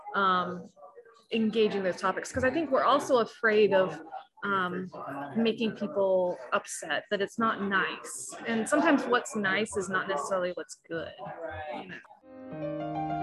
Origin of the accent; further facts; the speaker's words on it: South Carolina, United States; moved away as an adult; also born or lived in Walterboro; I grew up in South Carolina Synod